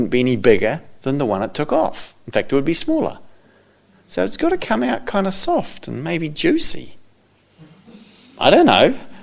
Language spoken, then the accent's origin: English; New Zealand; I come from New Zealand. We don't have snakes in New Zealand